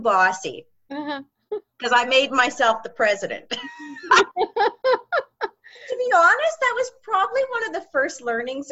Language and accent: English; Georgetown, Ontario, Canada; also born or lived in Waterloo, Ontario / Toronto; I grew up in Georgetown, Ontario, which is just northwest of the Toronto airport, a small town